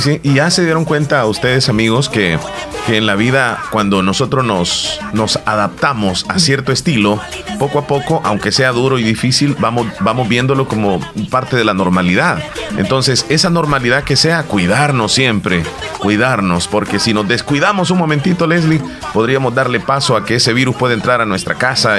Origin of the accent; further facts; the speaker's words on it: El Salvador; aquí todos somos salvadoreños